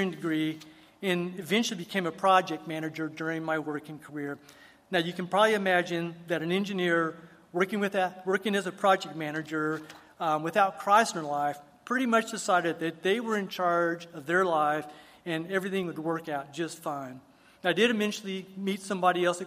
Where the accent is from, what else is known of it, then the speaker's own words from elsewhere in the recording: El Paso, Texas, United States; I was actually born and raised here in El Paso by two loving parents